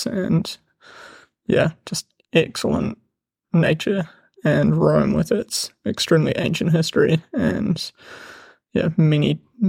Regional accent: New Zealand; I'm from New Zealand

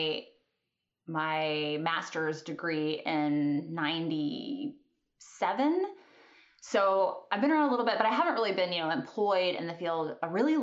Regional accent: Kentucky, United States; moved away as an adult; also born or lived in Alaska; I grew up in Kentucky. I'd spent my whole life in Kentucky.

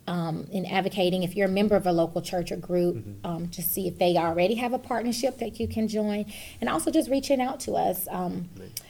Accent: Atlanta, Georgia, United States; moved away as an adult; now in Fayette County, United States; I grew up in Atlanta

